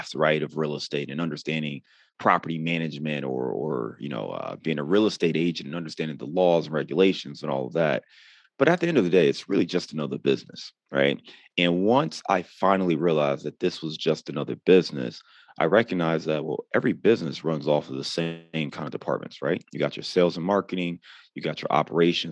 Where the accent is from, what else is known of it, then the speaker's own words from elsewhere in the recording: Cleveland, Ohio, United States; moved away; also born or lived in Chicago; I'm actually born and raised in Cleveland, but I lived in Chicago for about 9 or 10 years total